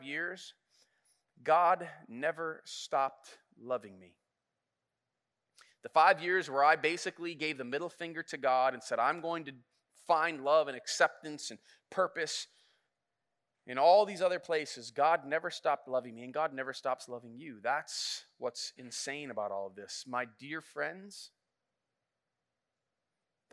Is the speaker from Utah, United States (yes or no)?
no; Flint, Michigan, United States; I grew up in Flint